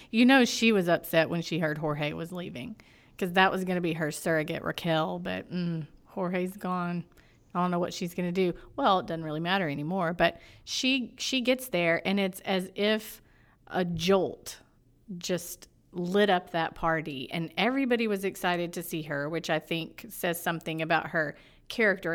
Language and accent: English; Florida, United States; I'm from Florida, and I, and I like that Southern drawl